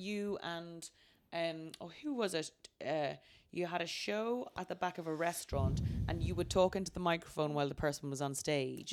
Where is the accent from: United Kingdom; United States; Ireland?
Ireland; moved away; I was from Ireland